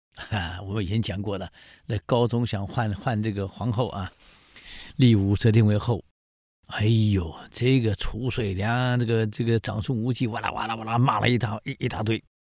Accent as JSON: {"language": "Chinese", "country": "Taiwan", "said": "我们台湾人"}